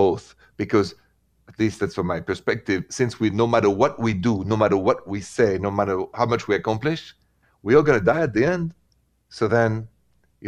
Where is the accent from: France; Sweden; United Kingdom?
France; accent: French; English is a second language; moved away as an adult; now in United States; my accent is from France, and I am now in the States for the last 22 years, and a proud American citizen.